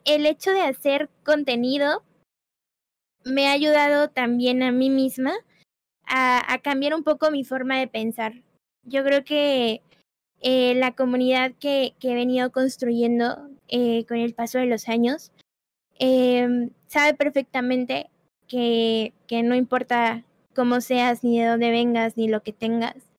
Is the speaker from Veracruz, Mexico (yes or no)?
no; Puebla, Mexico; yo soy de Puebla